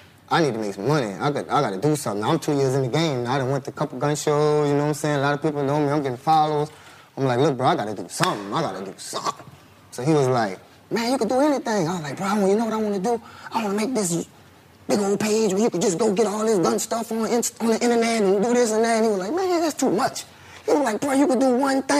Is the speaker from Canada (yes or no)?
no; Louisiana, United States; I'm from Louisiana